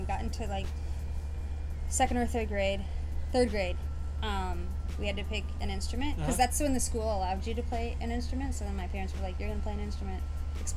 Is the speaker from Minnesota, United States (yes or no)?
no; Long Beach, California, United States; I grew up here in Long Beach, which is very close to Orange County